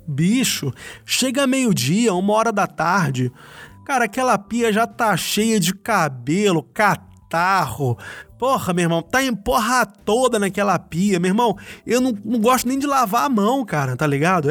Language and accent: Portuguese; Rio de Janeiro, Brazil; now in Germany; Eu sou do Rio de Janeiro, eu pegava trem de manhã cedo